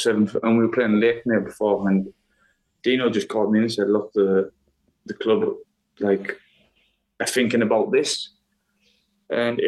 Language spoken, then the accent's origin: English; England, United Kingdom; moved away as an adult; now in Iceland; I'm from England.